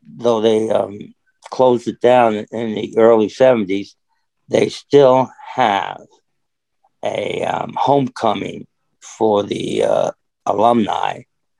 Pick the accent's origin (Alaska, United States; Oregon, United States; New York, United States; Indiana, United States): New York, United States; New York City; moved away; also born or lived in Dayton, Ohio; I grew up in the city. You know, I grew up in Brooklyn, New York